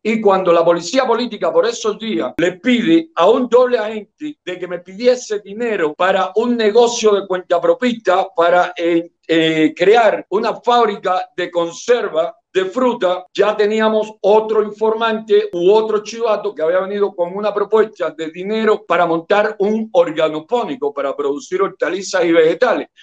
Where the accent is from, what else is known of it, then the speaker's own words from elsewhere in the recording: Palmarito de Cauto, Santiago de Cuba, Cuba; moved away; vivía en Palmarito de Caut que es mi pueblito, es mi zona